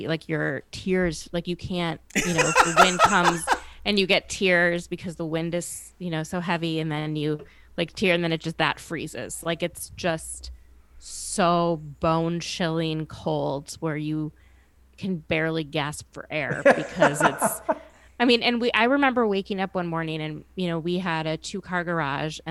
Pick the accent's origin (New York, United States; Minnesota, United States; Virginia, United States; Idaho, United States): Minnesota, United States; Minneapolis; moved away; Minneapolis, Minnesota